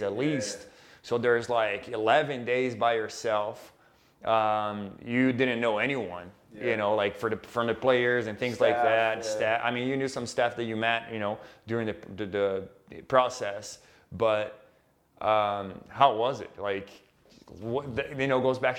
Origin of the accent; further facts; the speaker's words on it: Brazil; moved away; we are both from Brazil